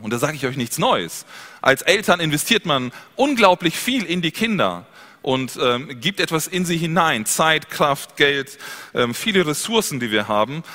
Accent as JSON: {"language": "German", "country": "Germany", "said": "Bei uns in Deutschland"}